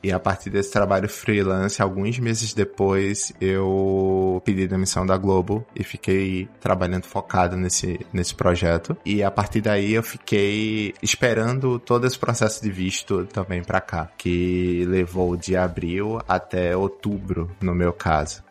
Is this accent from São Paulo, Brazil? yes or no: no; Recife, Pernambuco, Brazil; moved away as an adult; also born or lived in Rio de Janeiro; now in New York, United States; eu sou de Recife, eu trabalhei em Recife até 2009